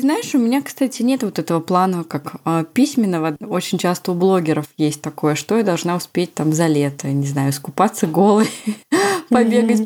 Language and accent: Russian; Moscow Oblast, Russia; У нас так говорили в Московской области, где я провела все свое детство.